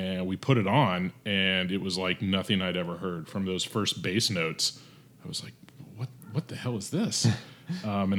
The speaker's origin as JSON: {"language": "English", "town": "Topeka", "region": "Kansas", "country": "United States", "tie": "born or raised there", "said": "I grew up in Kansas. Mm-hmm. So imagine early 80s in Topeka, Kansas"}